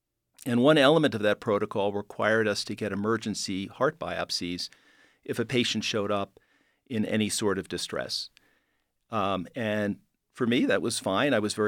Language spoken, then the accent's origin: English; New York City, New York, United States; Well, I grew up in New York City, and it was an interesting time. It was 60s and 70s. It was a challenging time in New York, but also an incredibly dynamic place to be.